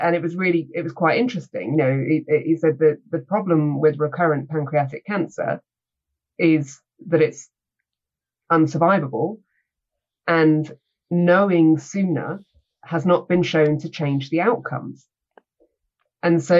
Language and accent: English; United Kingdom; I am British.